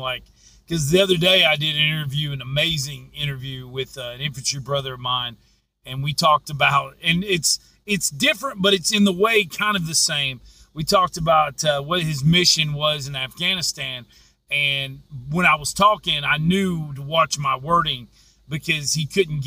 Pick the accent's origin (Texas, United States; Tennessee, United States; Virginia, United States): Tennessee, United States; Crossville; moved away; also born or lived in Powell, Tennessee / Las Vegas; I grew up in Powell and grew up in Crossville, but I'm from Crossville, and I'm proud to be from there.